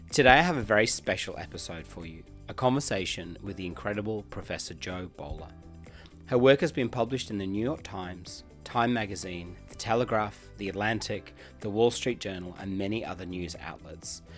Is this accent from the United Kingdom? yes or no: yes; England, United Kingdom; I'm from England too.